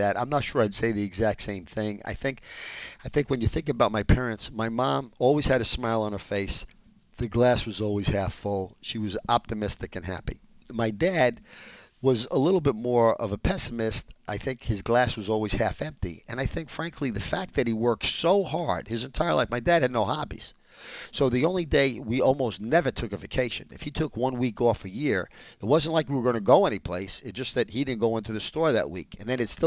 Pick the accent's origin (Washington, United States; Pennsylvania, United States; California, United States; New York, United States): New York, United States; New York City; The seven of us wound up growing up in the Dyckman Street section of Manhattan